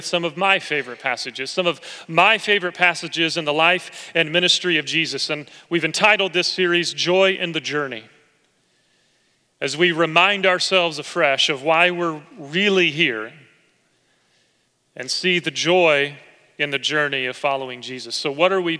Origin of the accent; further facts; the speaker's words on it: Oklahoma, United States; moved away; as a little boy growing up in Oklahoma